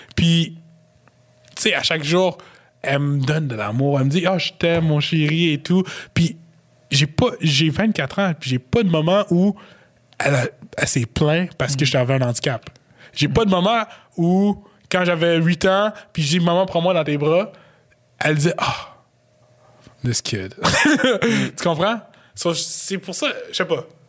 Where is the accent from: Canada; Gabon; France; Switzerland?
Canada; Quebec; je viens du Québec